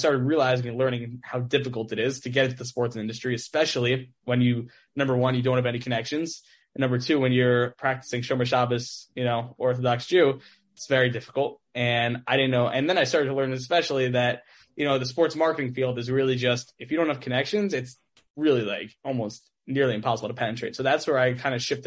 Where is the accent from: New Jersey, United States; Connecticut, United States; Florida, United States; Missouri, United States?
New Jersey, United States; Teaneck; back in high school, I grew up in Teaneck